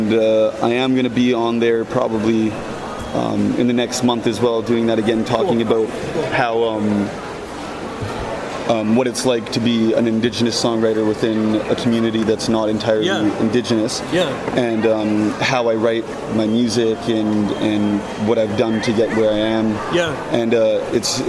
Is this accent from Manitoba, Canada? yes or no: yes; Winnipeg, Manitoba, Canada; I grew up in Winnipeg